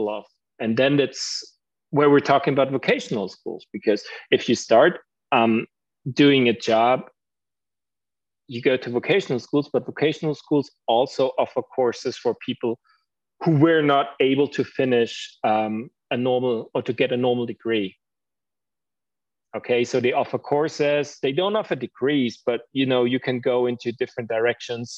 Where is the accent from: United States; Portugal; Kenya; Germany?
Germany; English is a second language